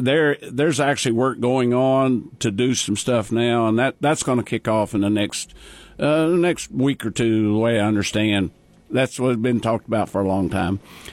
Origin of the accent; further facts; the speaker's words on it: Custer County, Oklahoma, United States; I wasn't born and raised in Custer County. I wasn't born in Custer County, right. But I was raised in Custer County. I moved here when I was six.